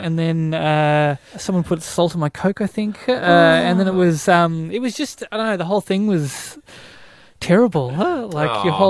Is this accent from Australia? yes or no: yes; Tasmania, Australia; moved away; Growing up in Tassie, I got teased a lot, and I was not the most popular kid in school